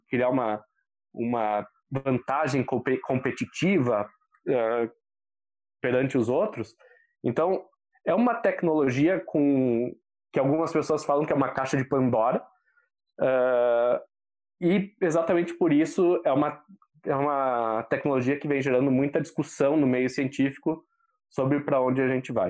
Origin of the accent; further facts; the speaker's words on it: Bento Gonçalves, Rio Grande do Sul, Brazil; cenário onde eu fui criado, que é em Bento Gonçalves